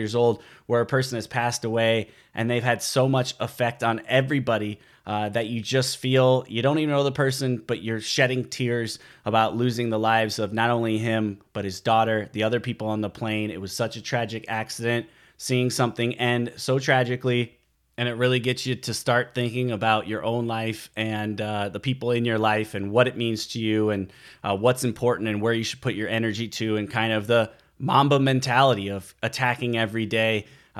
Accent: Midwest, United States; moved away; also born or lived in Seattle, Washington; I lived at the time in the Seattle, Washington area. I come from a background where I grew up in the Midwest

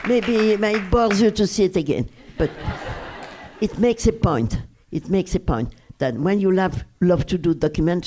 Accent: Brussels, Brussels-Capital Region, Belgium; English is a second language; moved away; the house where I was raised in Brussels.

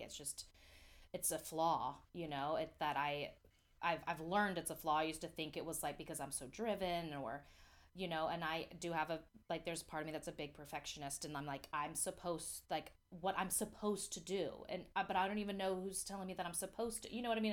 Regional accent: near Atlanta, Georgia, United States; moved away; it's closest to my hometown

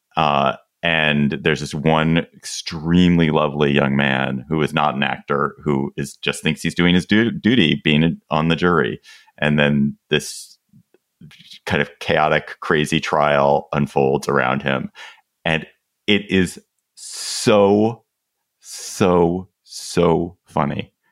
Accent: United States; We are both Americans

